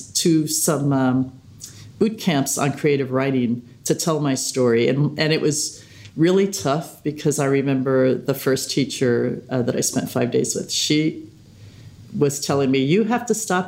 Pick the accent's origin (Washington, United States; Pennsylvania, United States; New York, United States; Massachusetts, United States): New York, United States; New York City; I'm from Staten Island